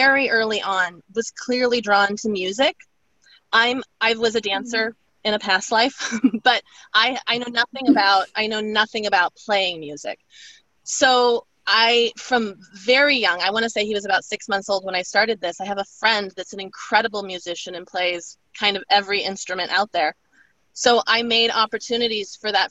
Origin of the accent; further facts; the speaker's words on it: Alaska, United States; now in East Coast, United States; growing up in Alaska